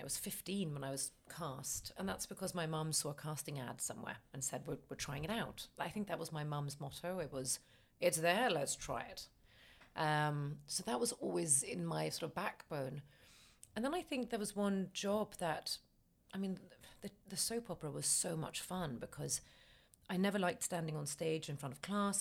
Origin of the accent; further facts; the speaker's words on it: Stockholm, Stockholm County, Sweden; moved away as an adult; now in United Kingdom; I'm from Sweden, born in Stockholm